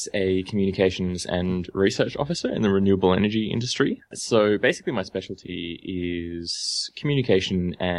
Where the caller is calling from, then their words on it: Sydney, New South Wales, Australia; I'm calling from Sydney.